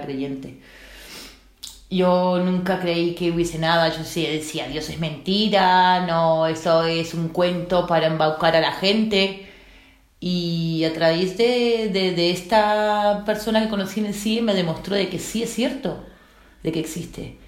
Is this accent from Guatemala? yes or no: no; Uruguay; moved away as an adult; now in Spain; soy de Uruguay